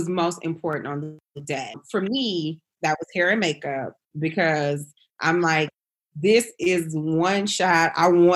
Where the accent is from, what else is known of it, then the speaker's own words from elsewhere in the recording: Flint, Michigan, United States; now in Atlanta, United States; we're both from Flint, Michigan